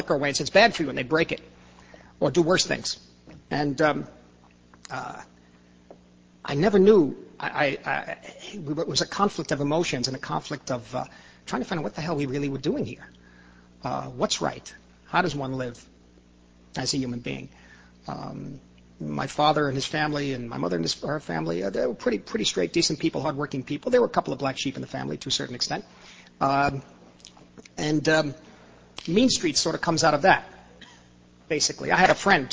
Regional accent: New York City, New York, United States; also born or lived in Corona, Queens; I grew up in the Lower East Side

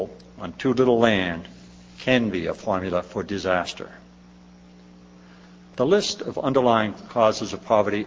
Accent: Gloucester, Massachusetts, United States; In Gloucester, Massachusetts, my hometown

